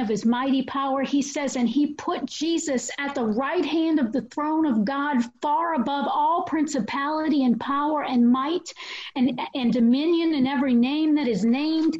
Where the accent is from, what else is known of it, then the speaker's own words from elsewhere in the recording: New Orleans, Louisiana, United States; I'm from New Orleans